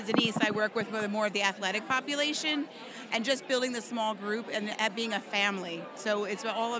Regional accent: Avondale, Pennsylvania, United States; I'm actually from Avondale, PA.

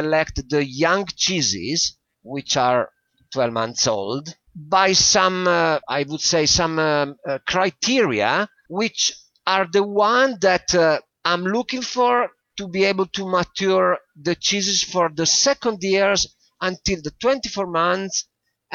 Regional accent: Italy; in my country

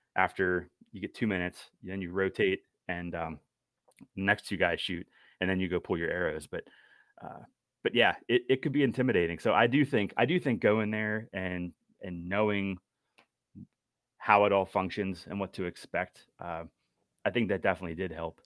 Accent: Western Pennsylvania, United States; now in York County, United States; I'm originally from Western P A, and so that's where, uh, I've been doing most of my hunting growing up

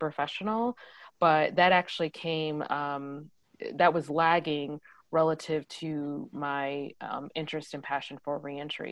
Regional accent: Shaker Heights, Ohio, United States; also born or lived in Washington, D.C.; I'm from Shaker Heights

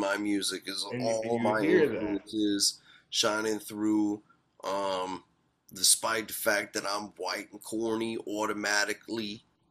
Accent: Blairsville, United States; Dre Hayes grew up in my hometown of Blairsville.

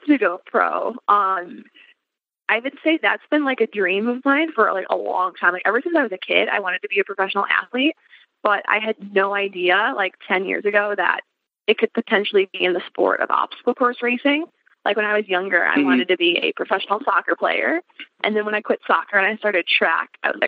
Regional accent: Chicago, Illinois, United States; I'm from Chicago

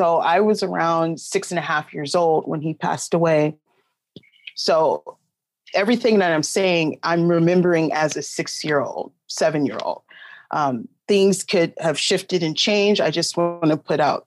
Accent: Long Beach, California, United States; I'm from Long Beach, California

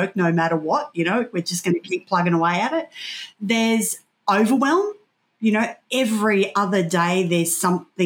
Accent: Casino, New South Wales, Australia; being a kid growing up in Casino

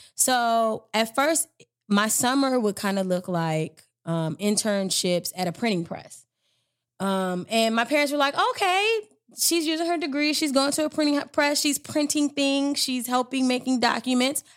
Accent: Maryland, United States; I'm from Maryland

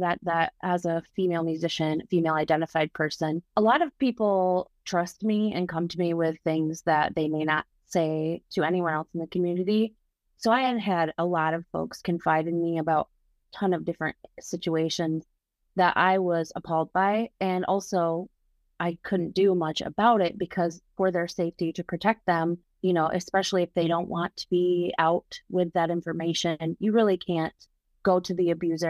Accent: Grand Rapids, Michigan, United States; I'm actually from Grand Rapids as well, and I've been in bands for many years. My first band in Grand Rapids was called … with all white males.

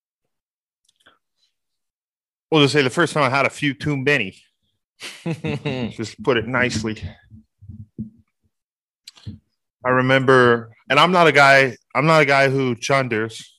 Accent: Texas, United States; as a Texan Rican

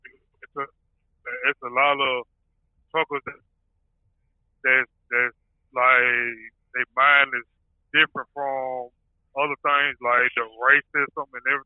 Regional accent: Birmingham, Alabama, United States; I'm from Birmingham

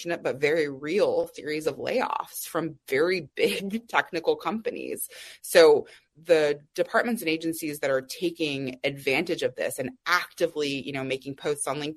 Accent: Austin, Texas, United States; I grew up in Austin, Texas.

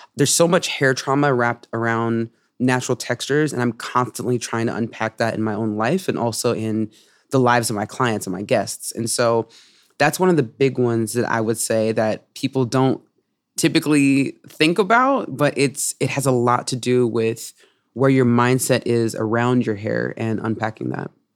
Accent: Oakland, California, United States; I'm from Oakland, California

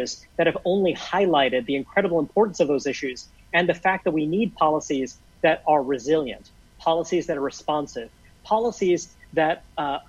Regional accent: New York City, New York, United States; I grew up in Brooklyn, New York

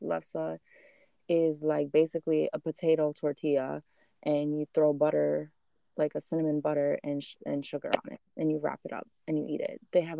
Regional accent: Midwest, United States; moved away; For me, where I came from is the Midwest. Just because I'm from Midwest, the middle of America

